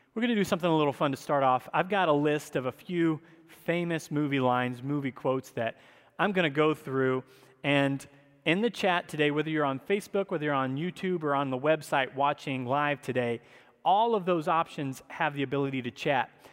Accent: the South, United States; I grew up in the South

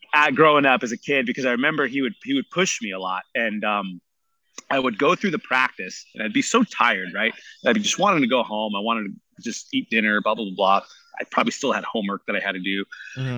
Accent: San Jose, California, United States; I was born and raised here in in San Jose

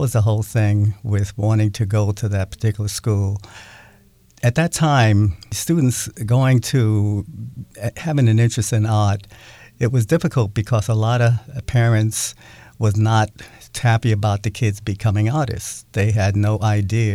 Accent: New York City, New York, United States; moved away as an adult; now in Seattle, United States; I grew up in Brooklyn, New York

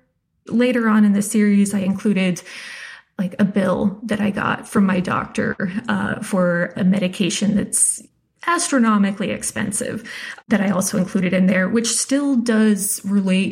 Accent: South Dakota, United States; moved away; also born or lived in Wyoming; I grew up in South Dakota and Wyoming.

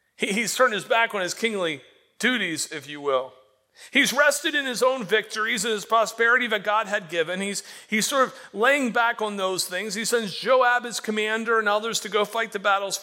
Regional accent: Florida, United States; moved away as an adult; also born or lived in Indiana; I can remember growing up in Florida. And when I grew up in Florida, we spent a lot of time at the beach

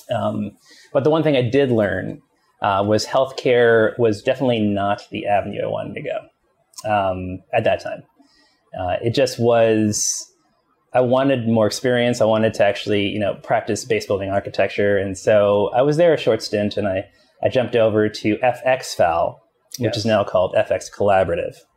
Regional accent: Long Island, New York, United States; also born or lived in Queens, New York; I grew up in Long Island, but was actually born in Queens.

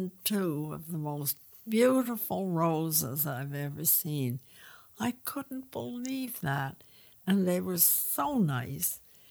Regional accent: England, United Kingdom; moved away; I was born in England

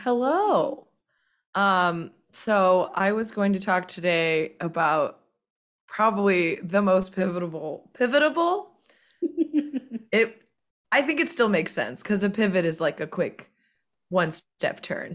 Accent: Bible Belt South, United States; I'm from the Bible Belt South

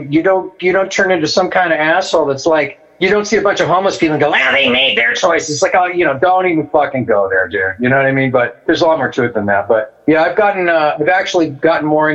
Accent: Manhattan Beach, California, United States; also born or lived in Woodland Hills, California / Mammoth Lakes, California; We lived in Manhattan Beach when I was little.

